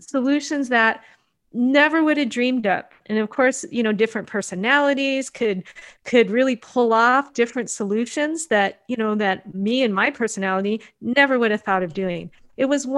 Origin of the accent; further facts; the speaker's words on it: United States; as a Japanese third generation Japanese American